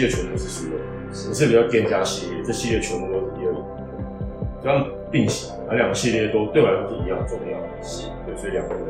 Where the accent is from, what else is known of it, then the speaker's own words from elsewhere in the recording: Miaoli, Miaoli County, Taiwan; 我在我成长的地方